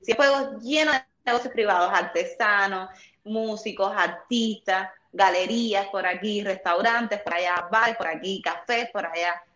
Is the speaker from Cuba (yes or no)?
yes; Cuba; en mi país